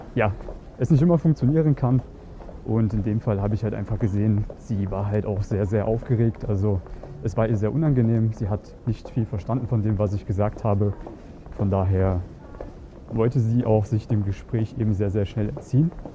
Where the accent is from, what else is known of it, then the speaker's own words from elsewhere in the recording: Germany; now in Vienna, Austria; Ich bin aus Deutschland ursprünglich